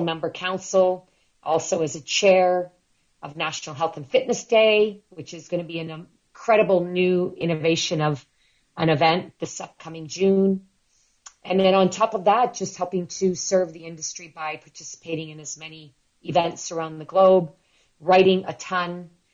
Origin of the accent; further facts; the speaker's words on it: near Toronto, Ontario, Canada; now in London, Canada; my hometown, which is near Toronto.